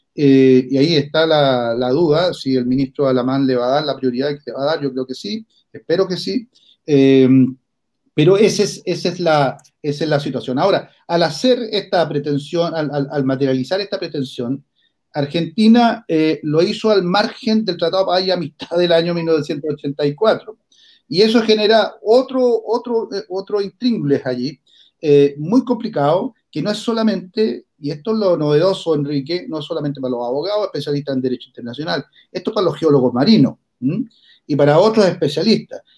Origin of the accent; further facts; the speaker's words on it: Magallanes and Chilean Antarctica, Chile; como chileno y como magallánico